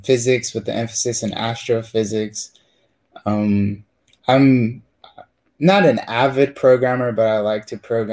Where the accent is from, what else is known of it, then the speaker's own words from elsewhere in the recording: California, United States; I'm from California, but my tribe's in Oklahoma